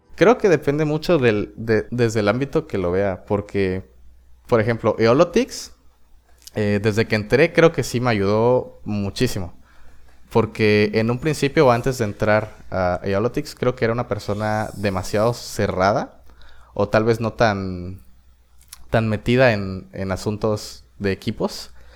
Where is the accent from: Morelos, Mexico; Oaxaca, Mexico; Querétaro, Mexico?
Oaxaca, Mexico; El Espinal; yo soy del Espinal, es un pueblo en la región del Istmo de Tehuantepec, en Oaxaca.